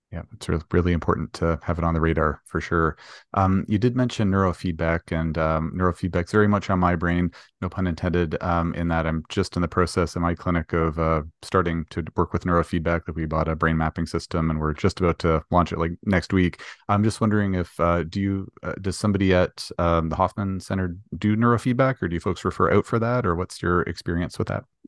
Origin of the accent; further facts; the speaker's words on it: Canada; we're both Canadian